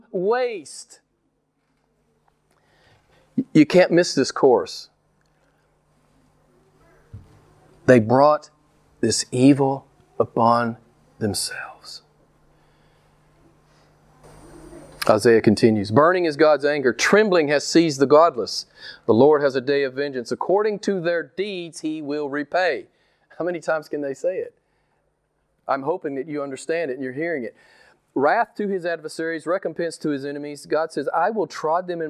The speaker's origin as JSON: {"language": "English", "country": "United States", "said": "I'm an American"}